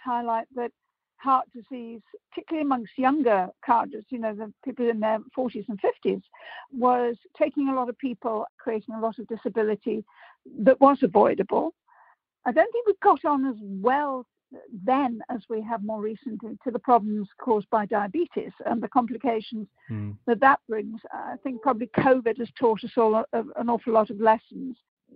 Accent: Liverpool, North West England, United Kingdom; I'm a Scouser

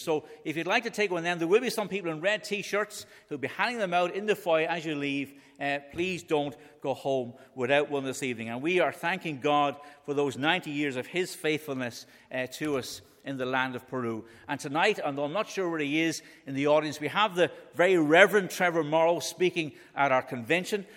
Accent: Dublin, Leinster, Ireland; I'm from Dublin, in case you haven't guessed that by my accent

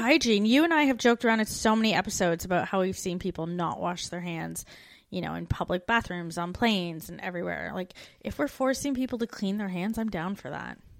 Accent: Canada; moved away as an adult; We're two Canadian expats now living in Australia in the U K.

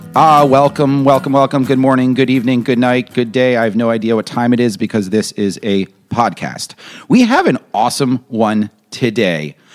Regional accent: New York, United States; I'm a New Yorker

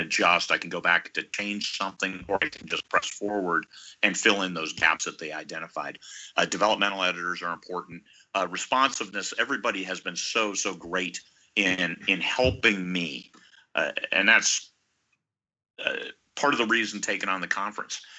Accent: Iowa, United States; now in Alaska, United States; I was uh, born and raised in Iowa.

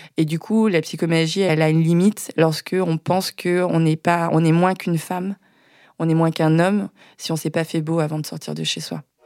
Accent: Maisons-Alfort, Île-de-France, France; J'ai grandi à Maison Alfort

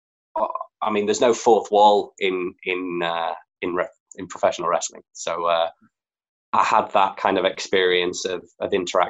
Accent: Leeds, Yorkshire and the Humber, United Kingdom; moved away as an adult; also born or lived in Bath; I'm from Leeds, if you can't tell by the accent

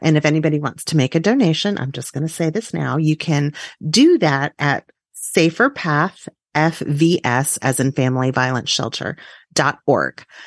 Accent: Texas, United States; as a Texan

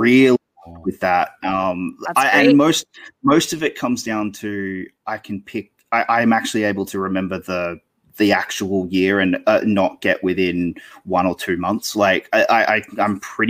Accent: Australia; I'm Australian. So I don't live in the US.

